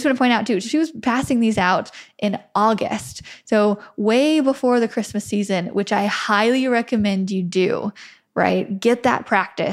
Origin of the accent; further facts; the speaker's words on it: Wheatland, United States; my hometown of Wheatland, which is maximum 300 people in a very poor area